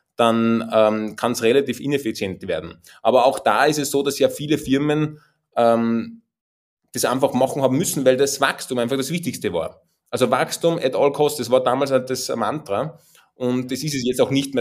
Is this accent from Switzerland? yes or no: no; Austria; accent: Austrian dialect; man hört es auch an meinem Dialekt. Ich komme tatsächlich aus den Bergen, äh, aus dem schönen Österreich